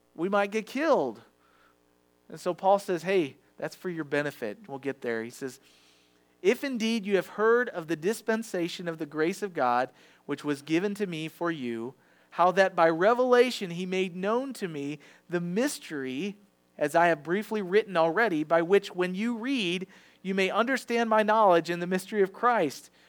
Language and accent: English; Farmington, Missouri, United States; I was raised in Farmington, so I went to the Farmington schools